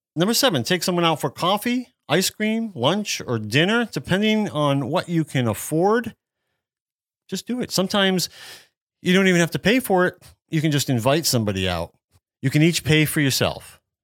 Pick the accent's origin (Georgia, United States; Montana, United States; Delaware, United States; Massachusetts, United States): Massachusetts, United States; Worcester area; moved away; I grew up near Worcester in the Worcester area of Massachusetts. This is central Massachusetts